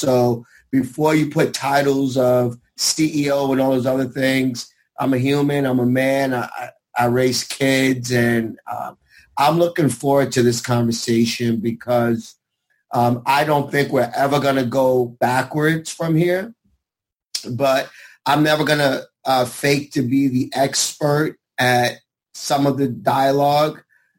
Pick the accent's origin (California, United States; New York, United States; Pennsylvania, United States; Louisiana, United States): New York, United States; New York City; I'm from Brooklyn